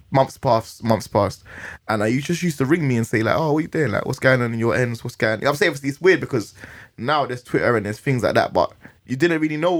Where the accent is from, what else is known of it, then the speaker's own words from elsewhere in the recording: London, United Kingdom; I'm from Northwest, I was going Canada Villa Youth Club, I was just running about, you know, going Kilburn